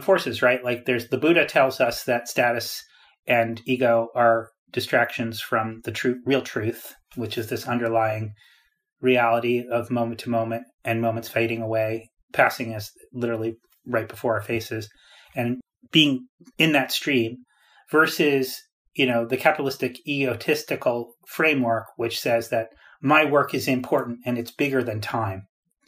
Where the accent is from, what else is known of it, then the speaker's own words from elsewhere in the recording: Greenwich, Connecticut, United States; moved away; I grew up in Greenwich, Connecticut